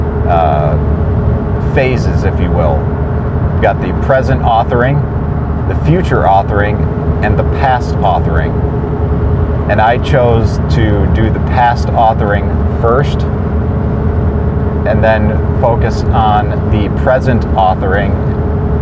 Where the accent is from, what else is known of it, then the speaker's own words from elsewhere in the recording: Bay Village, Ohio, United States; the house I grew up in Brook Lane, Bay Village, Ohio